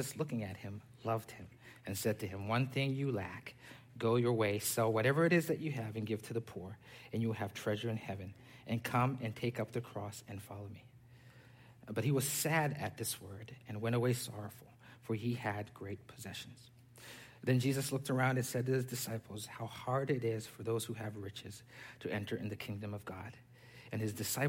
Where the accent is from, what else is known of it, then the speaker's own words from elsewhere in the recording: Zambia; also born or lived in Pennsylvania / Texas; now in Sugar Land, United States; I was born and raised in Zambia